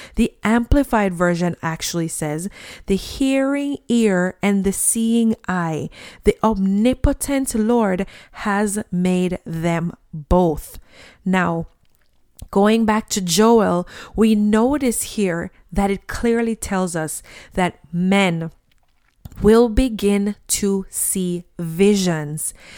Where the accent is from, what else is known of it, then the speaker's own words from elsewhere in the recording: Jamaica; When I was a child and I grew up in Jamaica